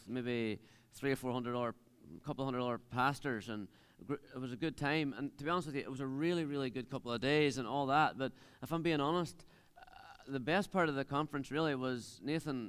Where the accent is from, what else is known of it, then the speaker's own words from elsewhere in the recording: Dunamanagh, Northern Ireland, United Kingdom; I'm from Dunamana. I live in the middle of nowhere, on top of a hill, really.